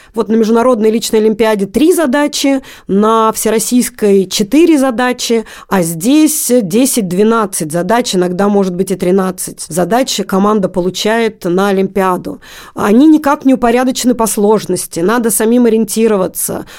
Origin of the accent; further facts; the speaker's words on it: Magnitogorsk, Chelyabinsk Oblast, Russia; moved away as an adult; now in Moscow, Russia; Я из Магнитогорска, Челябинской области